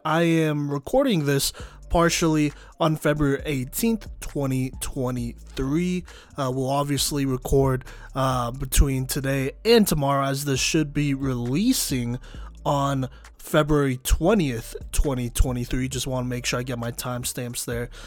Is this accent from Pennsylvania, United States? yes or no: no; Dallas, Texas, United States; I am from Dallas